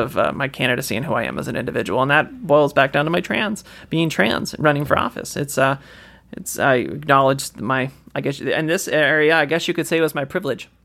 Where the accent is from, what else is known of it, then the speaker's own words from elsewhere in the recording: Washington, United States; I'm from Washington